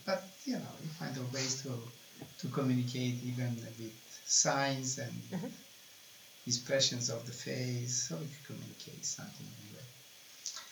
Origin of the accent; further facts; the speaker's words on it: Italy; moved away; I am from Italy